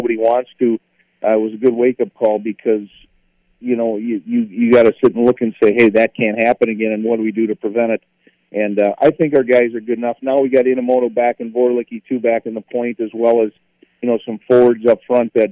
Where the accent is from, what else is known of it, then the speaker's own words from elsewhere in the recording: St. Paul, Minnesota, United States; I'm from St. Paul